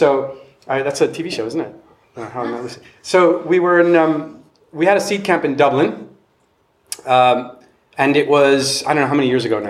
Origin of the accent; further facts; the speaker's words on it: Honduras; moved away as an adult; Having been myself an international student brat, I'm originally from Honduras and studied abroad